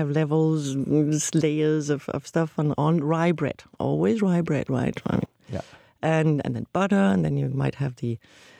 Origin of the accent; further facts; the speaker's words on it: Copenhagen, Capital Region of Denmark, Denmark; I'm from Copenhagen